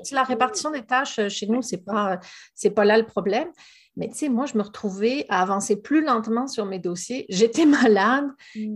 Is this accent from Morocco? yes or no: no; France; moved away as an adult; now in Gaspésie, Canada; comme mon accent ne l'indique pas, je suis quand même située au Québec. je suis française d'origine, mais ça fait plus de 15 ans que j'habite en, Gaspésie